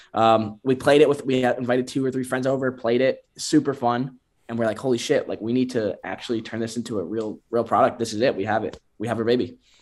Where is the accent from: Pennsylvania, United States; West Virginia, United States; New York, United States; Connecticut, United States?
Connecticut, United States; also born or lived in Bend, Oregon; now in Miami, United States; we're all from Connecticut, and then we moved down to Miami to catch the sun